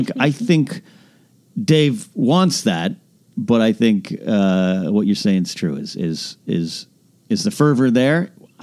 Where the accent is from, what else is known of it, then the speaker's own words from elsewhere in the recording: Pismo Beach, California, United States; also born or lived in Orange, California; now in Los Angeles, United States; at seven, we moved. So, I was raised in Pismo Beach, Arroyo Grande, California.